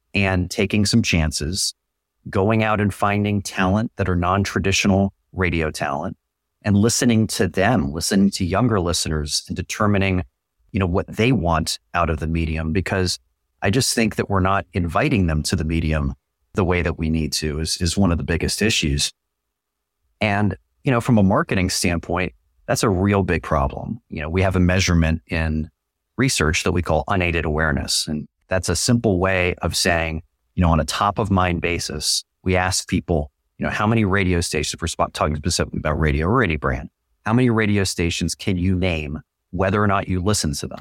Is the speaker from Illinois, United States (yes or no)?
no; San Francisco, California, United States; moved away as an adult; also born or lived in Syracuse / Buffalo / Detroit / Raleigh; I went back to my hometown, did K one oh one